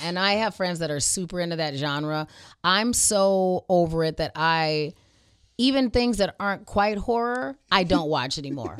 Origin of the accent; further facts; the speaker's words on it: Arizona, United States; I grew up in Arizona.